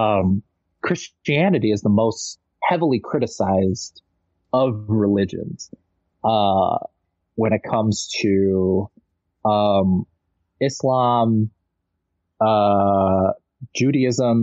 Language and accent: English; Michigan, United States; also born or lived in New York / Los Angeles; my denominational church that I grew up here in Michigan